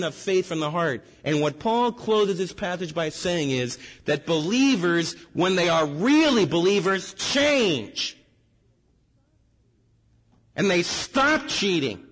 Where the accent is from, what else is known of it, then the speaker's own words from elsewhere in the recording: United States; as American believers